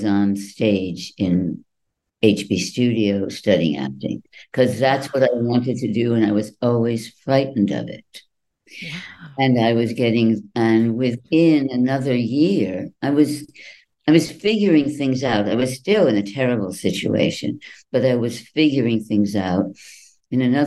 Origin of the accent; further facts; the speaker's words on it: New England, United States; moved away; also born or lived in New York; I grew up in New England